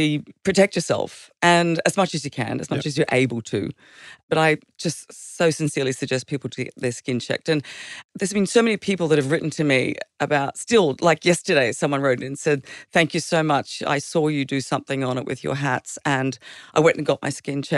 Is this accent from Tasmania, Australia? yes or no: no; Queensland, Australia; moved away; also born or lived in Stanthorpe, Queensland / Western Sydney, New South Wales; I grew up in Queensland.